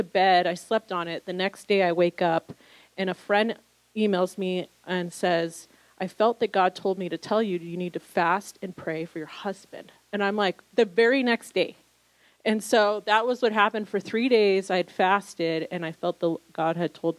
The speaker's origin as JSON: {"language": "English", "region": "Southern California", "country": "United States", "tie": "born or raised there", "also_born_or_lived": "New York City", "moved": "as an adult"}